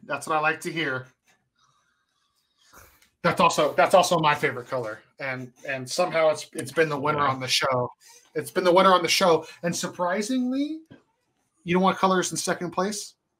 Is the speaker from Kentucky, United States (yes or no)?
no; California, United States; also born or lived in New Mexico; I am from California